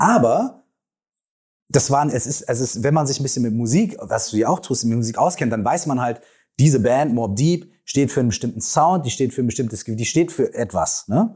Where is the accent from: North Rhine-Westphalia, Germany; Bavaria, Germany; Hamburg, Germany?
North Rhine-Westphalia, Germany; Minden; wir kommen beide aus der gleichen Stadt. Wir kommen aus Minden